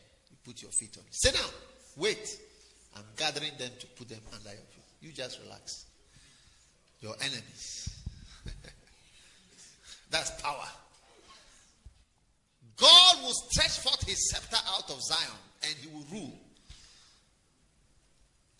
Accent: Ghana; I'm from Ghana

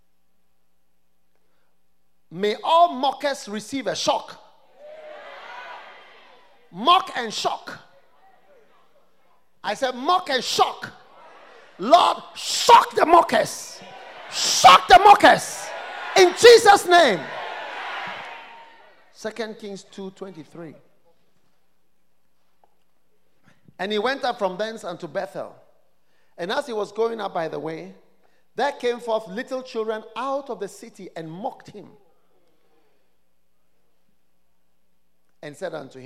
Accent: Ghana; as a Ghanaian, as a half caste

